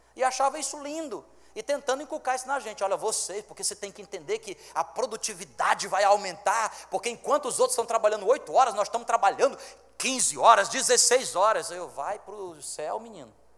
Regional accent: Fortaleza, Ceará, Brazil; now in Roraima, Brazil; eu sou fortalezense

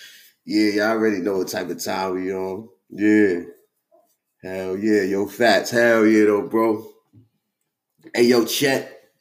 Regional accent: New York City, New York, United States; I'm from Far Rock. I fuck with Far Rock

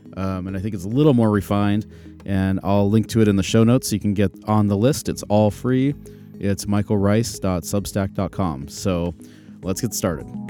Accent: Phoenix, Arizona, United States; moved away; I'm from Phoenix originally

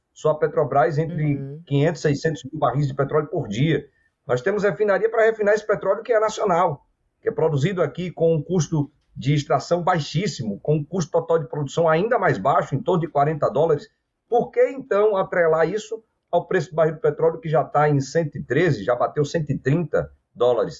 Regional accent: Bahia, Brazil; na Bahia, estado de onde eu sou é, de origem

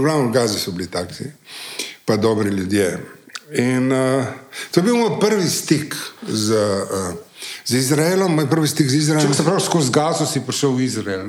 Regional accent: Slovenia; Slovenci smo leta 1948 ja, ja. postali eh, Slovenci

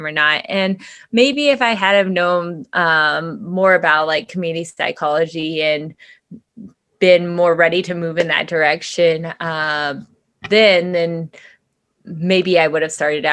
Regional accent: Whitesboro, Texas, United States; moved away; I'm from Whitesboro

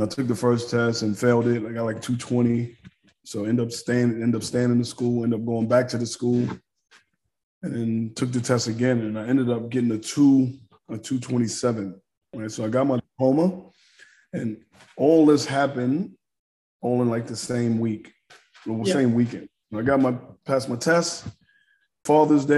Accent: New York City, New York, United States; born and raised in New York, in Harlem.

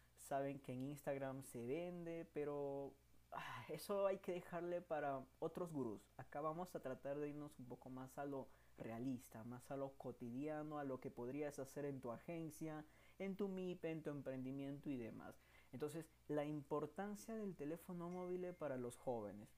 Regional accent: Peru; soy peruano

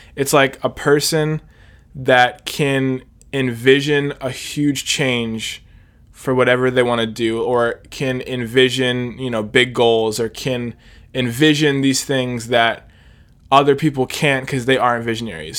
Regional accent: Hershey, Pennsylvania, United States; I am seventeen. I'm from Hershey, Pennsylvania

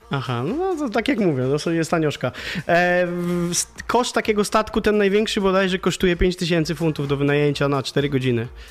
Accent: Pomeranian Voivodeship, Poland; ja z Pomorza ogólnie jestem

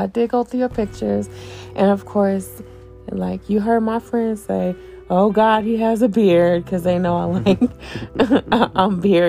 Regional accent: Oakland, California, United States; moved away as an adult; also born or lived in San Francisco, California; now in New York City, United States; So I was born in San Francisco, but I was raised in Oakland.

